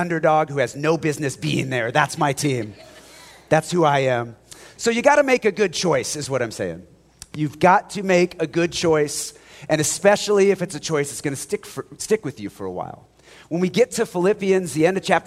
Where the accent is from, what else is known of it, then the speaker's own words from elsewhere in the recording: Spokane, Washington, United States; as a young kid growing up in Spokane